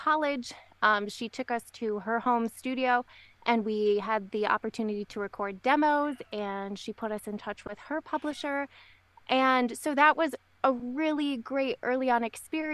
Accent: Michigan, United States; moved away as an adult; we ended up moving back to Michigan, my home state

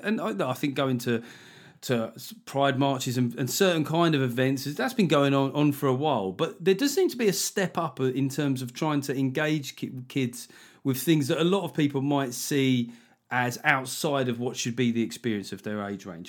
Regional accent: United Kingdom; we're British

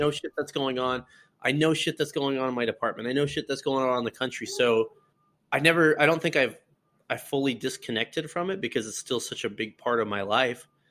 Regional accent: Colorado, United States; moved away as an adult; now in Iowa, United States; I, I born and raised in Colorado, lived there pretty much all my life

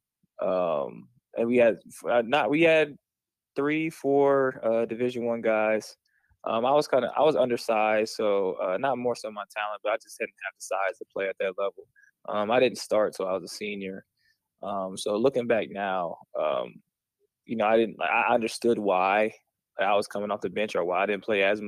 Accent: Columbus, Ohio, United States; also born or lived in Wheeling, West Virginia; I was actually born in Wheeling, West Virginia. I moved when I was 5 years old. I've been in Columbus ever since

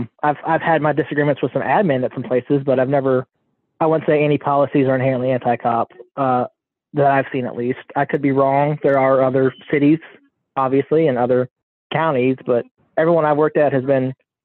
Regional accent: Mississippi, United States; I am from Mississippi.

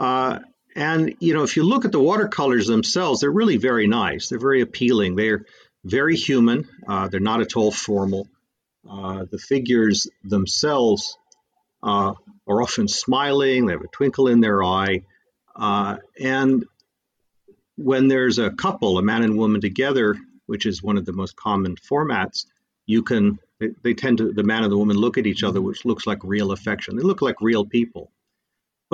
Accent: Massachusetts, United States; moved away as an adult; also born or lived in Hong Kong; I'm from Massachusetts and went to Harvard

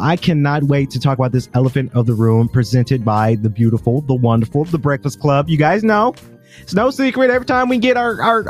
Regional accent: Macon, Georgia, United States; But when that does happen, I do say, hey, I'm from Macon.

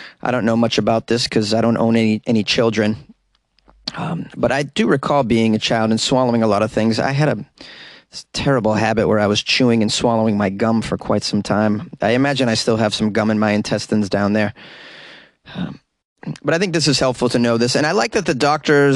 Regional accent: Massachusetts, United States; Massachusetts, my home state

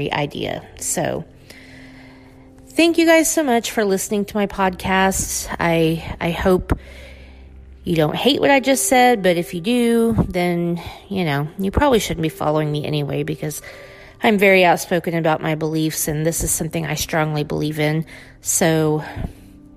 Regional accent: United States; being an American

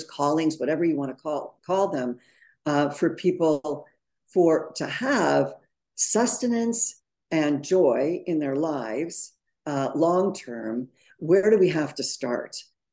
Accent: Montreal, Quebec, Canada; now in New York City, United States; I grew up in Montreal

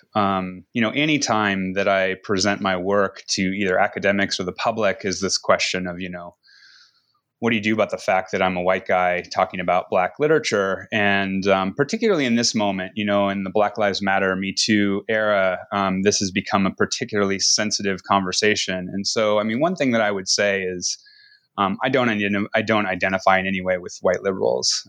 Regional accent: Seattle, Washington, United States; now in Reno, United States; I grew up in Seattle

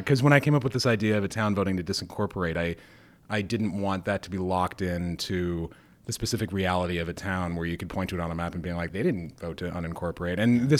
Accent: Moscow, Idaho, United States; moved away; I grew up right on the border of Washington State in a town called Moscow, which is... it's a college town. And yeah, my family's still there. My family goes back pretty far in that town, back to just after the Civil War.

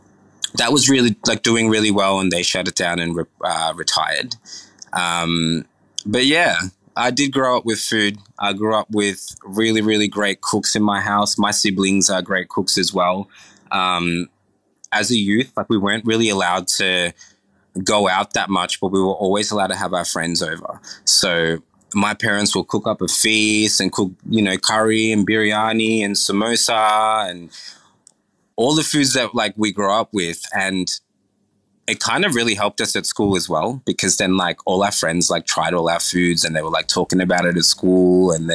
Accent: Fiji; I was born in Fiji.

